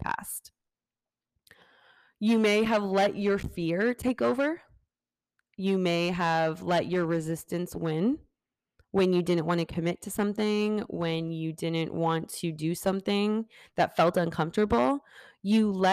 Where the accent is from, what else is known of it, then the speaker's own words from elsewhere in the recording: Fort Lauderdale, Florida, United States; moved away as an adult; that's my hometown. That is where I'm from, born and raised up to 18